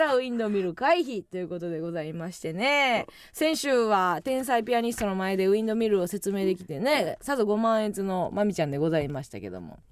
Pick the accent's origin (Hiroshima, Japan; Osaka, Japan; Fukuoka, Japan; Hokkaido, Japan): Osaka, Japan; Kansai; moved away; 地元大阪関西